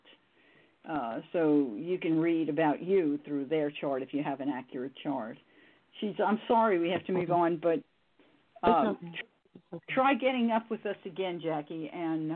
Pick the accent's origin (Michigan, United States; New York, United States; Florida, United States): New York, United States; New York City; I grew up in the Bronx